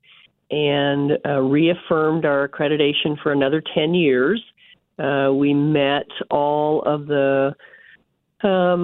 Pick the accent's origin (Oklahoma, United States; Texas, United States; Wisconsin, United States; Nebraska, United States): Nebraska, United States; North Platte; also born or lived in Concordia, Kansas; now in Kansas, United States; I grew up in North Platte, Nebraska, so I'm a Husker.